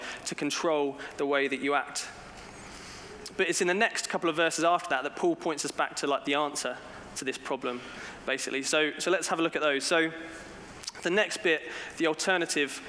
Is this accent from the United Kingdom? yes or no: yes; England, United Kingdom; as a British person, when I go abroad, I do sometimes wonder, why do I still live in England